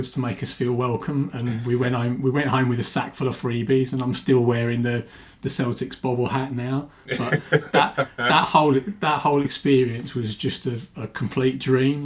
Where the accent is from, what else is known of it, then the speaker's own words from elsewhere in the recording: England, United Kingdom; I'm from England.